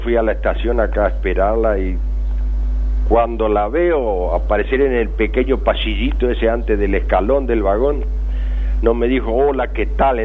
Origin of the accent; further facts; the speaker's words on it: southern Córdoba, Argentina; moved away as an adult; mi pueblo, del sur de Córdoba